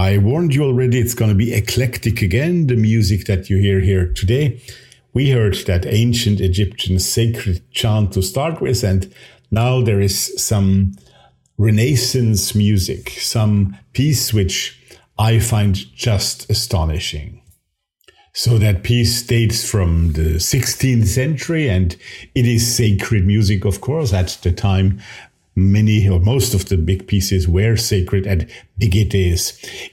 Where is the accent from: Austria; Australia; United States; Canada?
Austria; my home country here, Austria